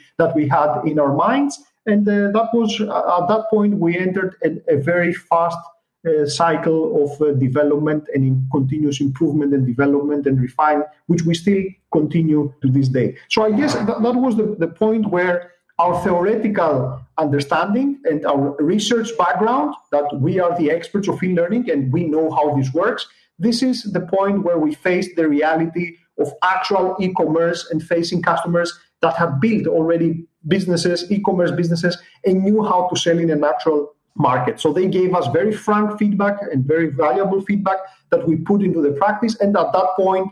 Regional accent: Greece; we're coming from Greece

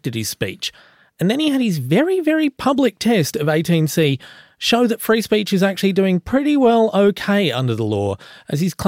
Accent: Australia; I was born in a very small country town.

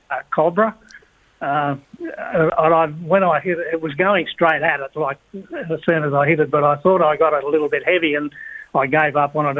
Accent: Wingham, New South Wales, Australia; moved away as an adult; also born or lived in Sydney / Gunnedah; Wingham was my hometown, and that's where I started uh, playing golf

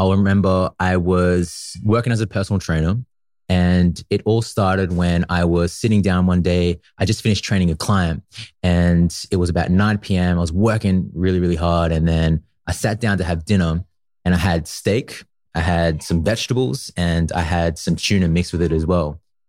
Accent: Newcastle, New South Wales, Australia; I grew up in a tiny little place called Gateshead. That's usually where I spent most of my time, in Newcastle in Australia. And yeah, that's where I went to school. That's where I went to primary school, and it's where I spent most of my years, actually.

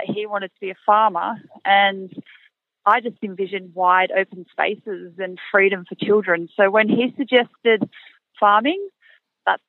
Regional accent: Canberra, Australian Capital Territory, Australia; also born or lived in Perth; now in Lockyer Valley, Australia; I was born and bred in Canberra

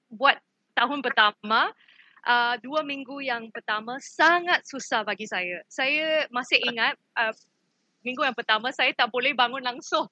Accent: Malaysia; kita sebagai rakyat Malaysia

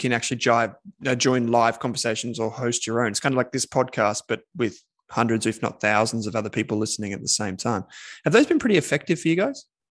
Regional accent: Victoria, Australia; from my home state of Victoria

